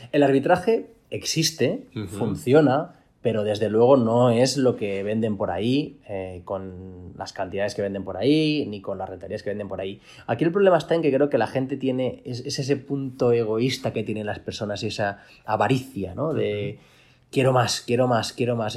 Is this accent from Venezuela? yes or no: no; Valencia, Valencian Community, Spain; soy de Valencia